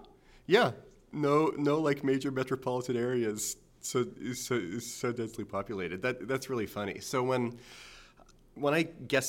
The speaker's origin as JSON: {"language": "English", "region": "New Jersey", "country": "United States", "said": "I'll say, yes, I'm from New Jersey, and we're the only state in the union that is so incredibly distinctive in its identity that we're members of two different tri-state areas."}